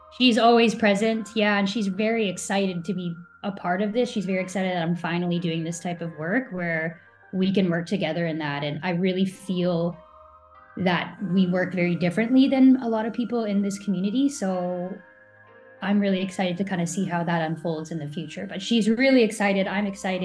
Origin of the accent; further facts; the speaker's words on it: Canada; I'm a Canadian.